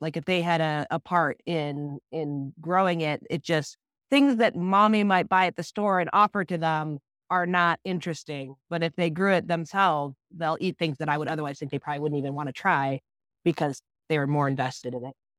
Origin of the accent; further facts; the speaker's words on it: Iowa, United States; moved away as an adult; I grew up in Iowa and then moved away, went to college